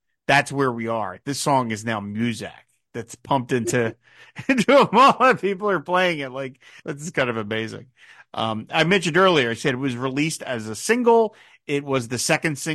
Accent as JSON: {"language": "English", "town": "Philadelphia", "region": "Pennsylvania", "country": "United States", "tie": "born or raised there", "said": "my hometown of Philadelphia"}